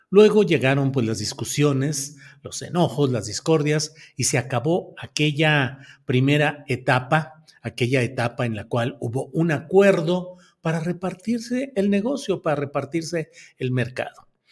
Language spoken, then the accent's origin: Spanish; Mexico; nuestro país